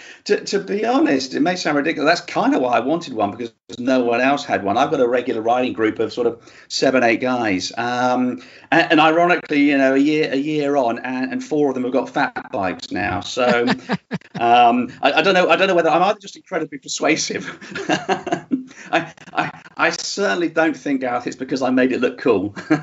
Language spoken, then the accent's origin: English; Hong Kong; also born or lived in Singapore; I grew up in Hong Kong and Singapore, and there's a lot of concrete there.